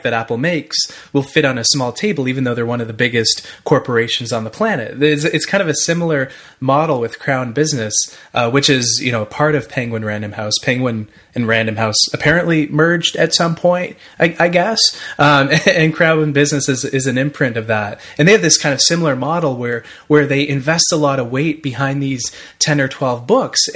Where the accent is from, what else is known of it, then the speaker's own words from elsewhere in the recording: Ottawa, Ontario, Canada; I'm from Ottawa, Ottawa, Canada